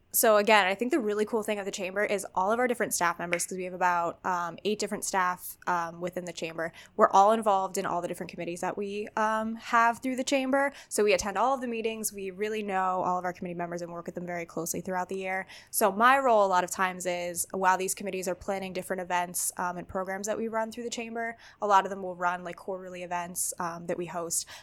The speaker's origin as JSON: {"language": "English", "town": "Wilkes-Barre", "region": "Pennsylvania", "country": "United States", "tie": "born or raised there", "said": "I grew up in Wilkes-Barre"}